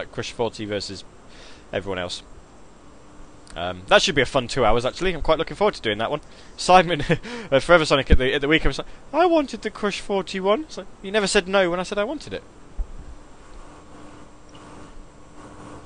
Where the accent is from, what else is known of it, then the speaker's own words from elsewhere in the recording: Midlands, United Kingdom; now in Grantham, United Kingdom; I'm from the Midlands.